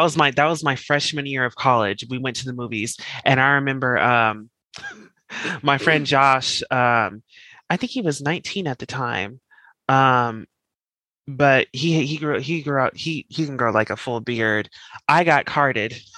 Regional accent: Colorado, United States; moved away; I'm from Colorado. I'm just you know where it actually starts snowing in October

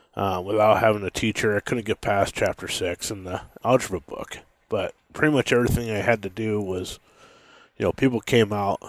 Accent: Montana, United States; also born or lived in Washington; I was born in Washington and, and then lived there for a while and had a pretty rough childhood there and, uh, left there when I was a, pretty young and moved to Montana.

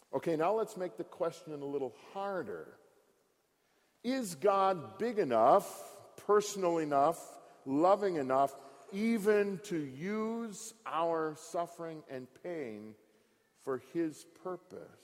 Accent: Frankenlust, Michigan, United States; moved away; I grew up in Park, about 25 miles north of here, at the second of the Franconian colonies at Frankenlust

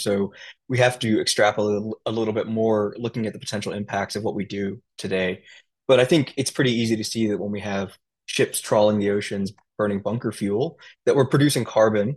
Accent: United States; growing up as an Indian in America

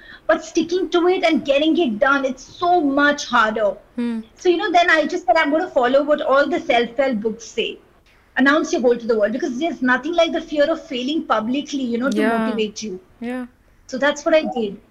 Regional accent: Kolkata, West Bengal, India; I grew up in Kolkata

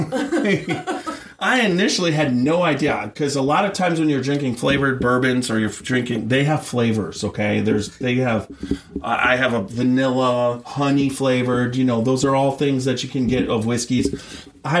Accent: Wisconsin, United States; moved away; I'm from Wisconsin initially

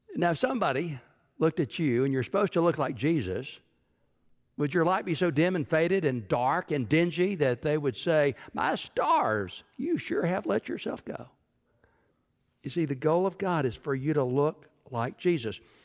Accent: Texas, United States; When I was growing up in Texas

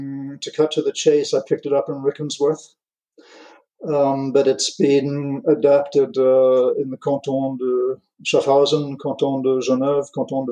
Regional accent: England, United Kingdom; also born or lived in United States / France; my parents are American. I grew up in England, and so I've been called Guy since... I'm not going to mention dates, but quite a long time now. And when we moved to France

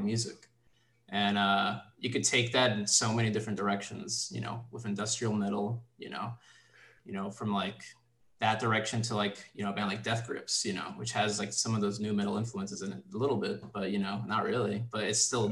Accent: New York City, New York, United States; So I grew up in the Bronx, New York, and I grew up listening to like a lot of hip hop. I'm Puerto Rican.

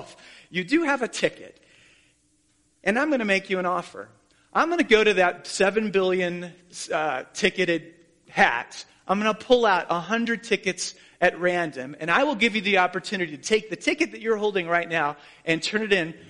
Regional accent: Columbia, South Carolina, United States; I was born in Columbia, South Carolina to Dale and Carol Cheney

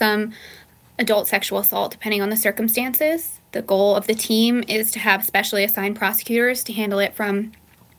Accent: Lancaster, California, United States; also born or lived in San Diego; I'm born and raised in Lancaster, California, which is part of the Mojave Desert

